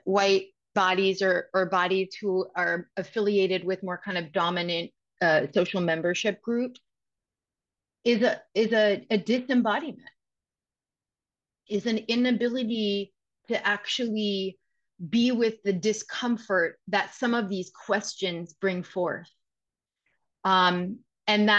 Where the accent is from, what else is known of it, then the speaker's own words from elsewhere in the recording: Westchester, New York, United States; I'm from Westchester. You know, I'm from New York